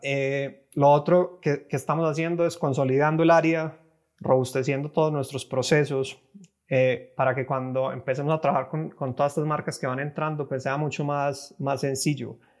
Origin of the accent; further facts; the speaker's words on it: Medellín, Antioquia, Colombia; moved away as an adult; now in Mexico City, Mexico; estoy ahora en Ciudad de México, llevo viviendo aquí unos cinco años, pero soy colombiano, de, soy de Medellín